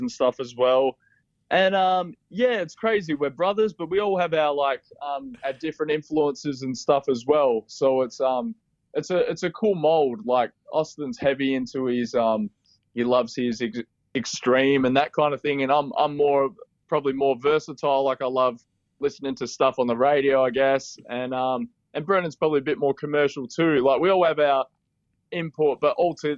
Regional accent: Western Australia, Australia; now in Melbourne, Australia; We're actually from Western Australia, small country town.

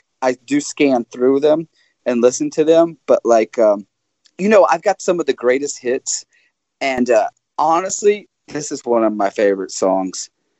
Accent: the South, United States; because I'm from the South

